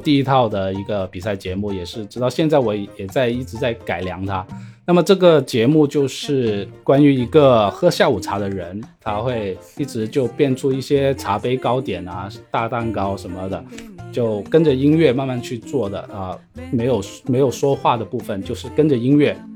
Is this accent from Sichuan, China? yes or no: no; Shenzhen, Guangdong, China; 我是来自深圳的，是一名职业的魔术师